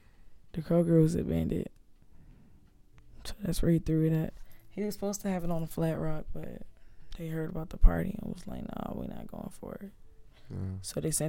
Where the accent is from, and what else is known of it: Duluth, Georgia, United States; born or raised there; also born or lived in Flint, Michigan / Detroit, Michigan / Virginia